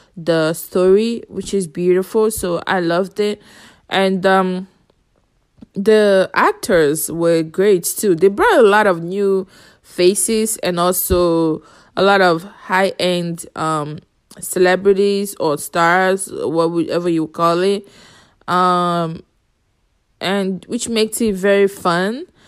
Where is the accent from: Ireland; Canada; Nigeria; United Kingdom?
Nigeria; I'm from Nigeria